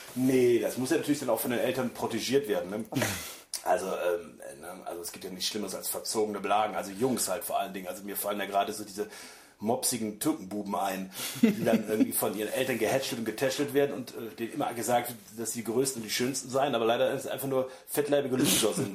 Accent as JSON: {"language": "German", "country": "Germany", "tie": "born or raised there", "moved": "yes", "said": "ich bin natürlich auch auf dem Land groß geworden, auf dem richtigen Land und nicht schön, sondern total ätzend. Vor allem ähm, ich, einmal am Tag ein Bus nach Bonn fuhr, der dann drei Stunden gedauert hat"}